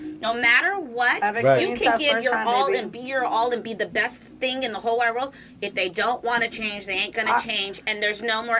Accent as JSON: {"language": "English", "area": "Orange County", "region": "California", "country": "United States", "said": "I'm from Orange County. I'm a different kind of girl."}